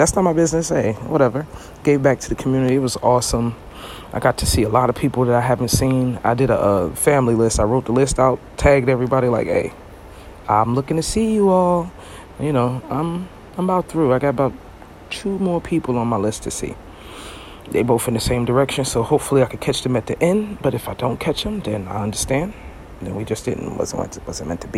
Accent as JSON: {"language": "English", "town": "New York City", "region": "New York", "country": "United States", "moved": "yes", "lives_now": "Florida, United States", "said": "I'm from Brooklyn, but I live in Florida."}